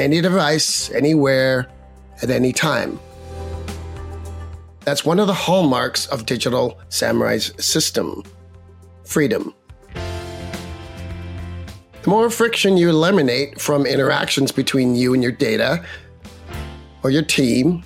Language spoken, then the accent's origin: English; Canada; As a Canadian